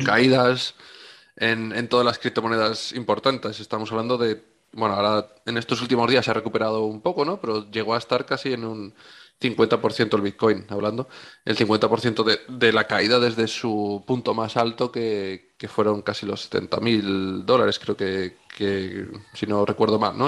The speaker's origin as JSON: {"language": "Spanish", "country": "Spain", "said": "Somos los españoles"}